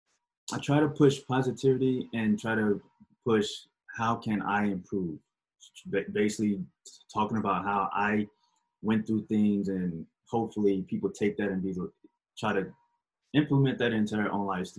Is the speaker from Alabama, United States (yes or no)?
yes; Alabama, United States; born there; now in Virginia, United States; Right now, I am currently living in Virginia, but I was born in Alabama. Went all over America almost. So, yeah, I was born in Alabama, but right now I live in Virginia.